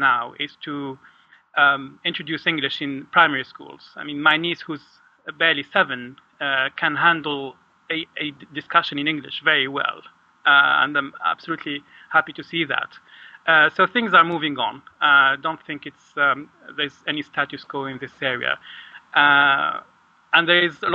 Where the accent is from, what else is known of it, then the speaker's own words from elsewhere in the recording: Tunisia; now in Oxford, United Kingdom; I am a Tunisian student at Oxford University